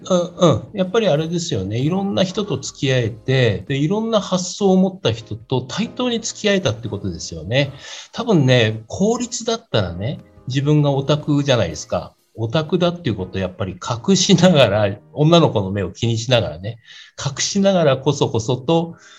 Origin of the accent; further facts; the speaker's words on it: Chiba, Japan; 家が、今もそうなんですけど、千葉なもんだから